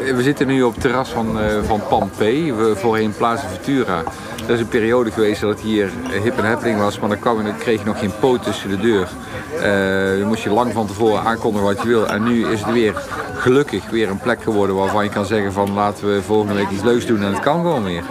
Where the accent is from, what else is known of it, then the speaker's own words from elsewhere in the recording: Eindhoven, North Brabant, Netherlands; also born or lived in Stratum, Eindhoven; Ik kom uit Woensel, daar was echt geen fuck te beleven